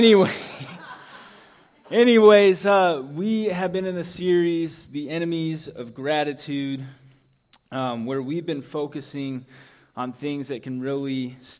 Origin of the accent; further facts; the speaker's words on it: Indianapolis, Indiana, United States; moved away; growing up in Indianapolis